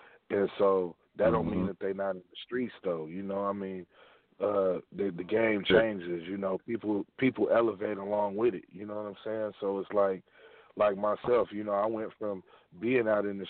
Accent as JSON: {"language": "English", "area": "Bay Area", "region": "California", "country": "United States", "also_born_or_lived": "Sacramento, California", "said": "I'm from the Bay Area, but, you know, I've been rocking in Sac, too, for a minute"}